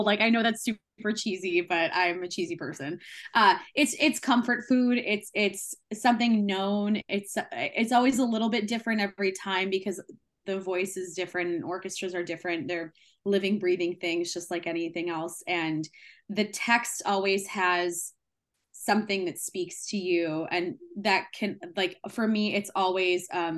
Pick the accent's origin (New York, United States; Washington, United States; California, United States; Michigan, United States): Michigan, United States; moved away as an adult; now in Indiana, United States; I am originally from Michigan, so my Midwestern roots run deep.